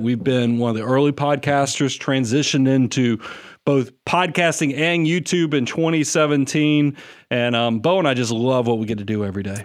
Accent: Atlanta, Georgia, United States; moved away as an adult; now in Nashville, United States; we're both Atlanta boys. You know, we grew up in South Atlanta

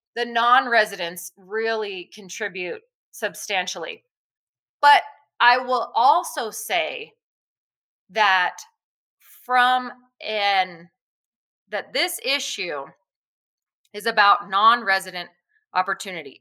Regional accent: New Mexico, United States; I'm born and raised in New Mexico and I'm sure I'll be here my whole life

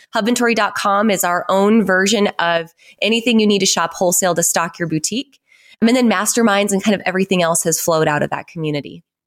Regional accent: North Dakota, United States; I grew up on a ranch in North Dakota, like no stoplights, no fast food restaurants, sixteen hundred people, super small town.

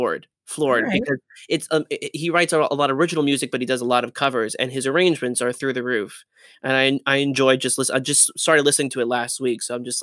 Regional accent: New Jersey, United States; I'm from Jersey. I'm from New Jersey.

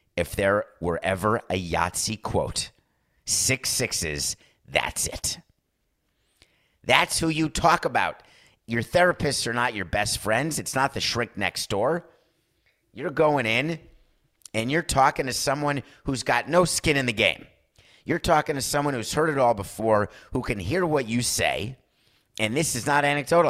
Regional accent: New York, United States; As a New Yorker

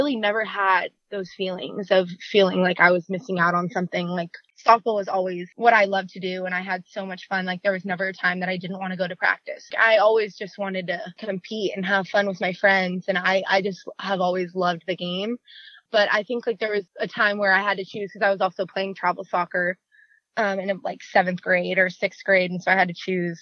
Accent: Moorpark, California, United States; I grew up in Moore Park, California. It's like a little north of Los Angeles, about 40 minutes north

